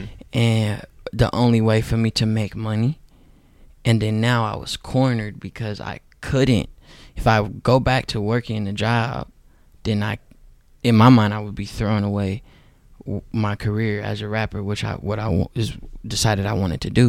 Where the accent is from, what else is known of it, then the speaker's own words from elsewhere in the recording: Oakland, California, United States; Because I was from Oakland. Not really necessarily me being black, but I was just from Oakland.